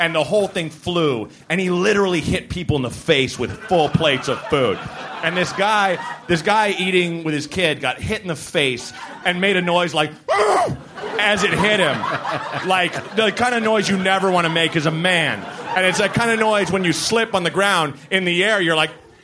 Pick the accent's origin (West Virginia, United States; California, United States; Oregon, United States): Oregon, United States; Portland; moved away as an adult; also born or lived in Evanston, Illinois / New York; now in Chicago, United States; I grew up in Portland, but then I went straight to Chicago.